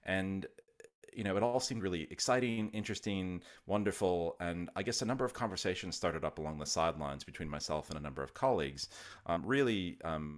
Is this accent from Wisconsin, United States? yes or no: yes; Wisconsin, United States; So I'm originally from the US. I grew up in Wisconsin.